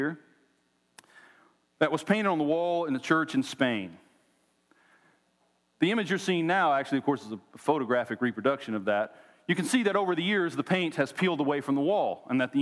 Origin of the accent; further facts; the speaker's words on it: Oklahoma, United States; moved away as an adult; now in Tennessee, United States; We were both born and raised in Oklahoma